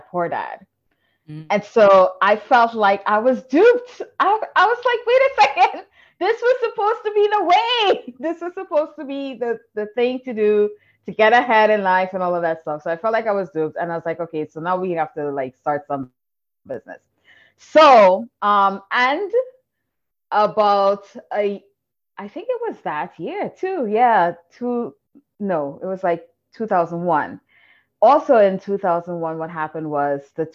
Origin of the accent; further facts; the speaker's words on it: Trinidad & Tobago; I'm from Trinidad, where failure is like unacceptable